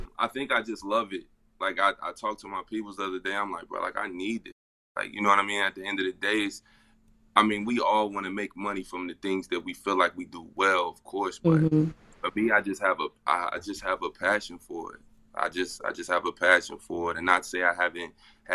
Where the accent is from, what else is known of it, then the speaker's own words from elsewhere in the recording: Cincinnati, Ohio, United States; I'm from Cincinnati, Ohio